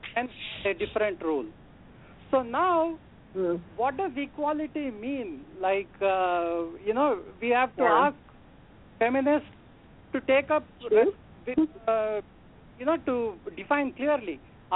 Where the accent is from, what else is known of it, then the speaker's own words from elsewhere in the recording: India; now in New Jersey, United States; I'm calling from New Jersey. I am an Indian.